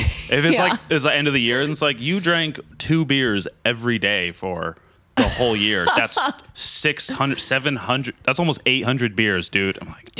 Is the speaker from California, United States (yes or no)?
yes; Santa Barbara County, California, United States; I'm from Santa Barbara County.